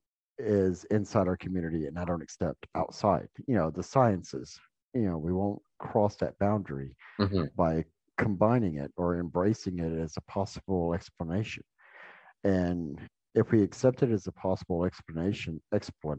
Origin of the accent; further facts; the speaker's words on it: the South, United States; I grew up in the South